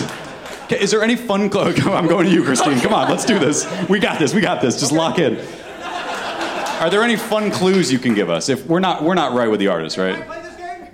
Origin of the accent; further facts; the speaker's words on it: New York, United States; I'm from New York